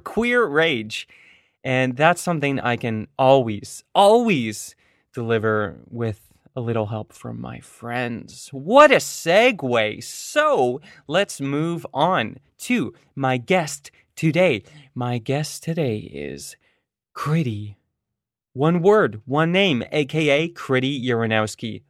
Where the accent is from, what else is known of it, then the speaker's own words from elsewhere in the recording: Oakville, Ontario, Canada; I grew up in Oakville, uh, another suburb in the periphery of Toronto.